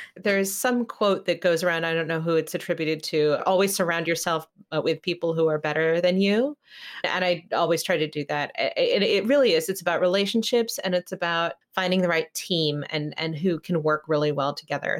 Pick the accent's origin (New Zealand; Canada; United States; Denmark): United States; California; I grew up in California